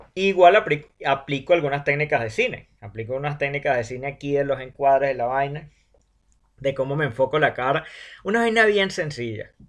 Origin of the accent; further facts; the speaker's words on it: Venezuela; yo como venezolano